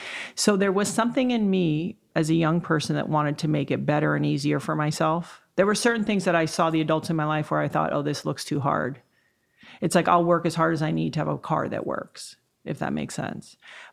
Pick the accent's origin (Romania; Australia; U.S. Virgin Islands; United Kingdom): U.S. Virgin Islands; I was raised in the Virgin Islands. I didn't have the most stable childhood.